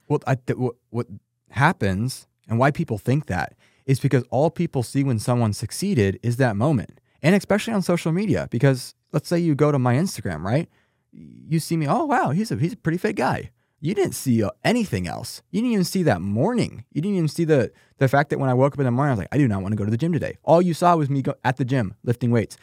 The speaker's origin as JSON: {"language": "English", "region": "Texas", "country": "United States", "said": "I'm from Texas."}